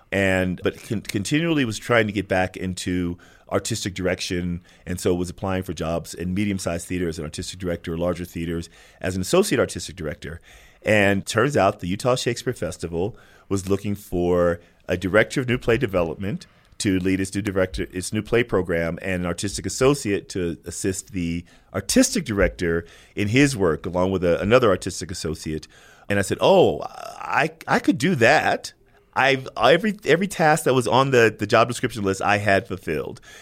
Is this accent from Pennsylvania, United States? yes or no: no; Sacramento, California, United States; growing up in Sacramento